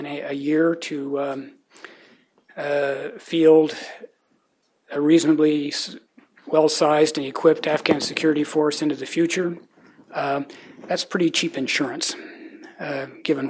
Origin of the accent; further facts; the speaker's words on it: United States; as an American